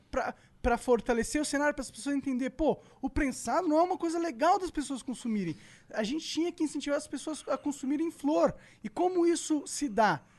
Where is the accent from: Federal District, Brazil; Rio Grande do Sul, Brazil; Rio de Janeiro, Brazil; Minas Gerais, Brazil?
Rio de Janeiro, Brazil; Não, ele eu é, sou do Rio.